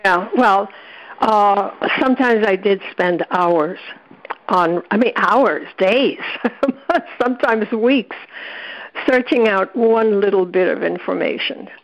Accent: New York City, New York, United States; as a kid growing up in the South Bronx

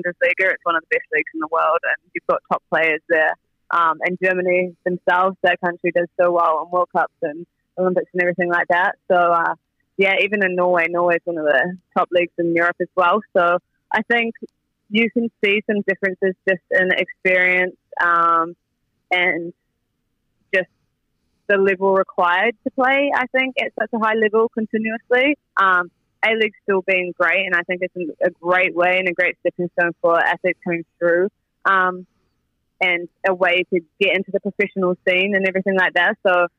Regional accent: New Zealand; moved away as an adult; it's nice to be back in my hometown where I grew up

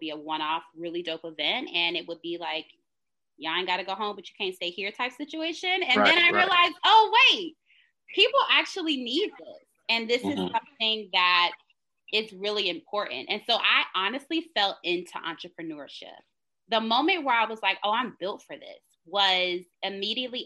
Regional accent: Charlotte, North Carolina, United States; I'm originally from Charlotte, North Carolina. So shout out to all the Southerners

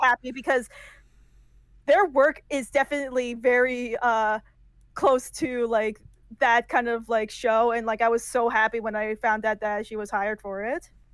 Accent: United States; first language English; I only had to like learn uh English because I was born in America and I was a first generation uh, Iranian American

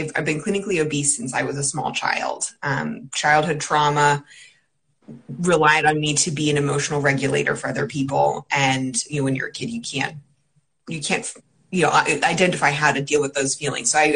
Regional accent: Pennsylvania, United States; also born or lived in South Carolina / California / New Jersey; now in Connecticut, United States; I grew up in Pennsylvania

